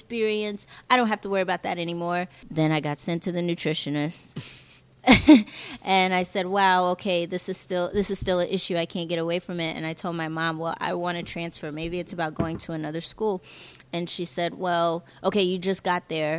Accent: New York City, New York, United States; I'm originally from Jamaica, Queens.

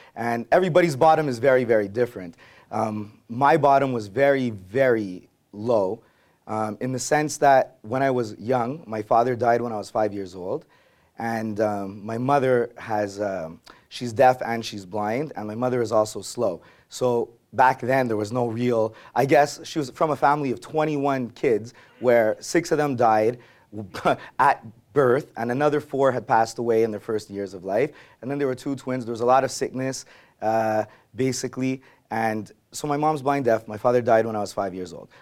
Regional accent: Montreal, Quebec, Canada; I grew up in Verdun

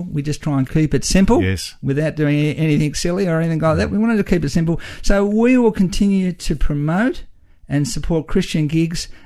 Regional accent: Australia; We're Aussie and we're not ashamed of being Aussie.

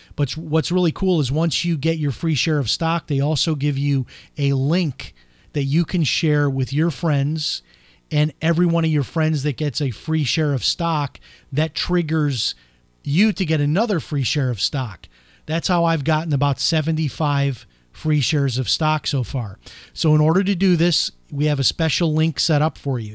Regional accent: Florida, United States; my home state of Florida

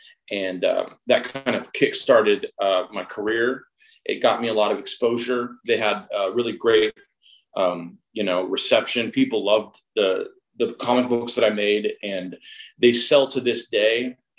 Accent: Alaska, United States; also born or lived in Chickaloon Village, Alaska; now in Seattle, United States; I'm originally from Alaska. I was born and raised up there. I am part Otna Athabascan. I'm a member of Chickaloon Village, which is an Otna tribe in Alaska.

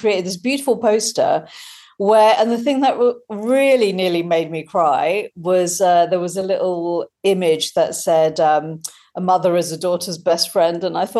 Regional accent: United Kingdom; but also motherhood as a British Indian mum who I hadn't seen my experience reflected really in the media

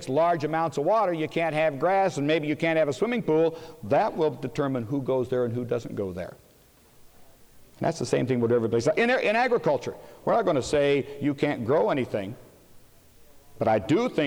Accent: Kansas, United States; I'm from Kansas

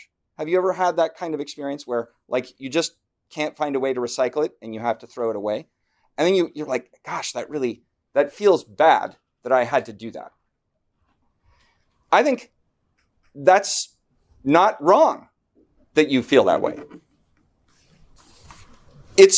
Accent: Washington, United States; moved away as an adult; also born or lived in Southern California / East Coast; I grew up in Washington State

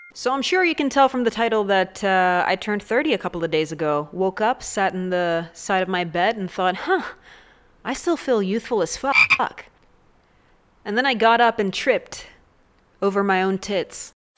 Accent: Canada; I'm from Canada.

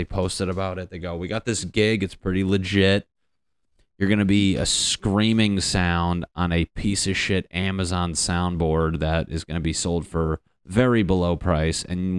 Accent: New England, United States; but I'm from the Northeast, like Connecticut, Boston, like New England.

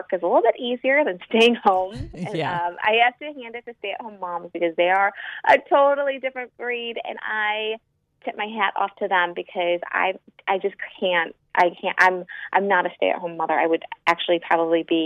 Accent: Chicago, Illinois, United States; I'm from Chicago, and I am a pediatric dentist

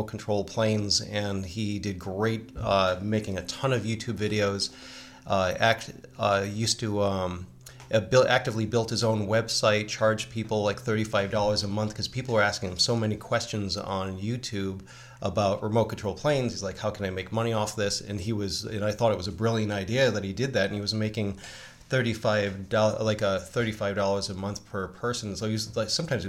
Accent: Northeast, United States; a Gen Xer growing up in the Northeast and mafia country

